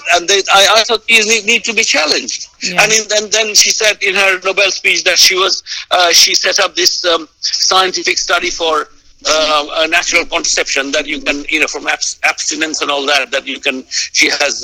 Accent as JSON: {"language": "English", "town": "Kolkata", "region": "West Bengal", "country": "India", "moved": "as an adult", "lives_now": "United Kingdom", "said": "I came to the UK in 1985, and and during the first few years, whenever whenever I said to somebody I was from Calcutta"}